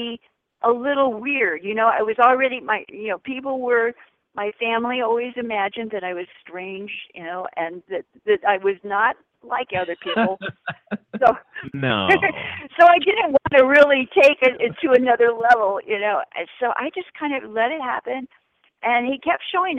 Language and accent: English; California, United States; moved away as an adult; also born or lived in Honolulu, Hawaii; I was raised in California